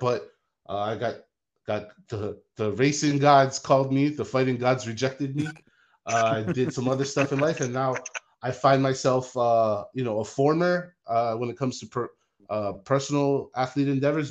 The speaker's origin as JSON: {"language": "English", "region": "Hawaii", "country": "United States", "tie": "born or raised there", "moved": "yes", "lives_now": "Las Vegas, United States", "said": "I grew up in Hawaii. I live in Las Vegas."}